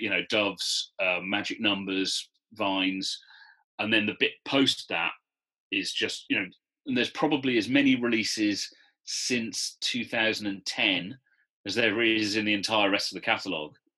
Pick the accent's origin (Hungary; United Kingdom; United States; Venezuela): United Kingdom; Newport, Wales; moved away as an adult; also born or lived in London; I'm from Newport